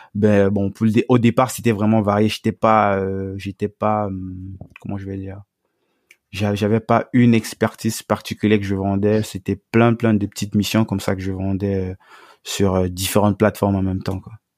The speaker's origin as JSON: {"language": "French", "country": "Cameroon", "moved": "yes", "said": "dans mon pays d'origine au Cameroun"}